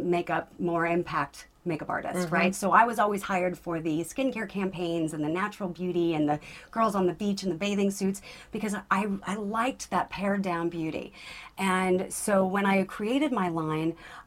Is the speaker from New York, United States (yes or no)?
no; Southern California, United States; growing up in Southern California at that time